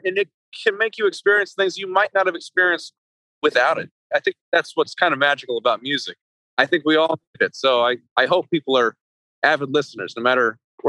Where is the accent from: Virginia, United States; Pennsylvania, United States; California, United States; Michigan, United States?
California, United States; Yeah, like when I was growing up, I played in a lot of soul bands and actually a few big bands.